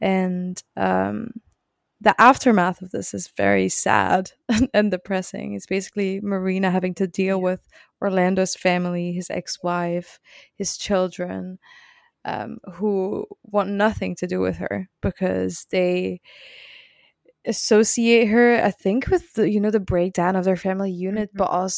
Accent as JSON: {"language": "English", "country": "Belgium", "second_language": "English", "said": "Yes. Sorry. Sorry to disappoint. Anyway, I learned English by watching Friends, so if that helps."}